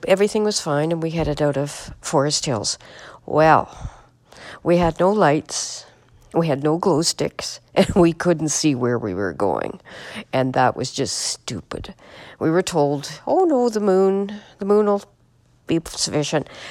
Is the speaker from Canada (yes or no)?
yes; Manitoba, Canada; I'm from Manitoba, Canada.